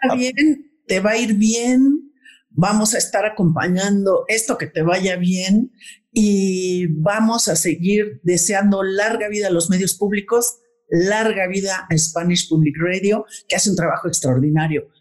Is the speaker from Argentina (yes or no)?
no; Mexico; somos mexicanos